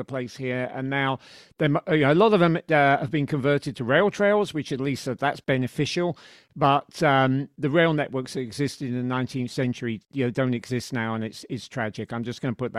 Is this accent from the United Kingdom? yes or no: yes; United Kingdom; moved away as an adult; now in United States; a Brit who's an expat, who's lived in the States for a long time